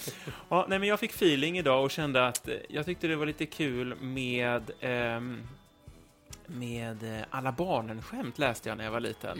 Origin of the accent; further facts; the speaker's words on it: Linköping, Östergötland, Sweden; jag kommer ju från Linköping